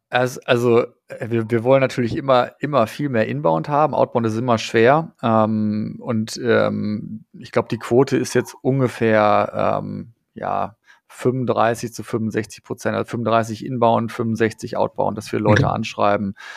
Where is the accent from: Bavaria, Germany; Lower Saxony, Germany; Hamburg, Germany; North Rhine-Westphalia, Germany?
North Rhine-Westphalia, Germany; Dortmund; ich komme ja aus Dortmund